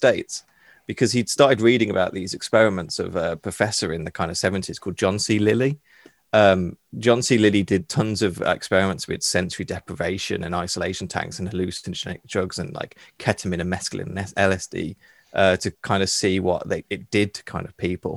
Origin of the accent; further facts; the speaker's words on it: United Kingdom; being British